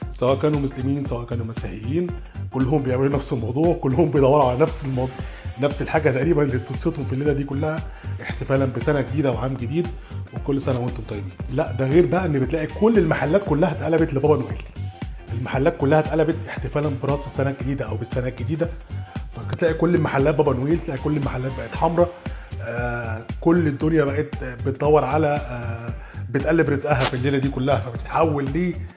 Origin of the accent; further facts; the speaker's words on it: Egypt; احنا كمصريين